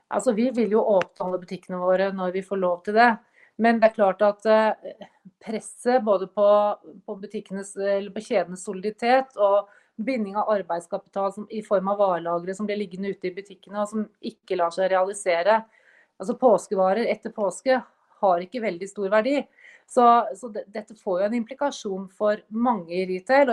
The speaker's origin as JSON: {"language": "Norwegian", "country": "Norway"}